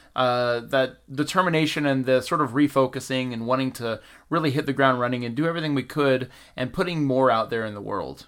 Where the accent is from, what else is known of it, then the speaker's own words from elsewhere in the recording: Valdosta, Georgia, United States; moved away as an adult; now in Los Angeles, United States; I'm originally from the South. I'm from a little town called Valdosta, Georgia, about ten minutes shy of the Florida border